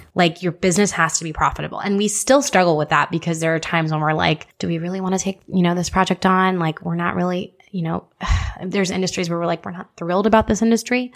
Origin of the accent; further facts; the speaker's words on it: Houston, Texas, United States; moved away as an adult; also born or lived in Nebraska; I was born and raised in Houston, born and raised in Houston, eighteen years